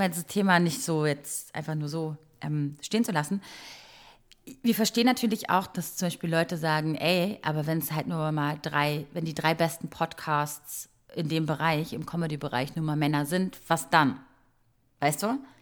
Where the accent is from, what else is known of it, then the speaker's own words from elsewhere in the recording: Croatia; moved away; ich bin in Kroatien groß geworden